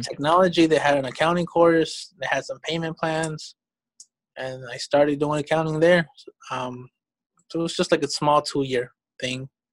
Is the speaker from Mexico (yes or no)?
yes; Mexico; also born or lived in Georgia, United States; now in United States; I was born in Mexico.